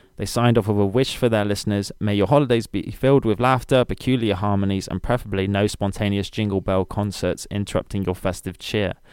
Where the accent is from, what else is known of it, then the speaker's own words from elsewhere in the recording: United Kingdom; we're British buddies